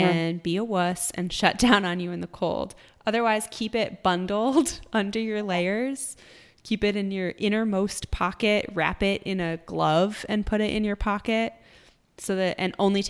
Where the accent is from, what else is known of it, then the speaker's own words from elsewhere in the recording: New York, United States; now in Austin, United States; I came from New York and I used to run, you know, training through winter was tough